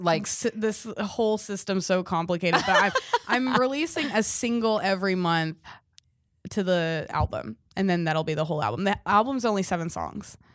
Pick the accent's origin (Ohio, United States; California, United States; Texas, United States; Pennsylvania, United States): California, United States; I grew up in California